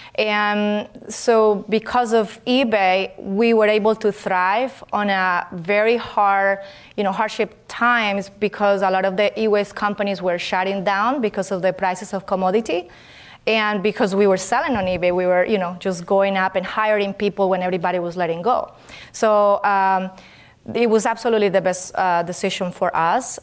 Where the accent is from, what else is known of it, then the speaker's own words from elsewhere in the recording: Colombia; English is a second language; moved away as an adult; now in California, United States; I'm originally from Colombia, and I came to this country to learn English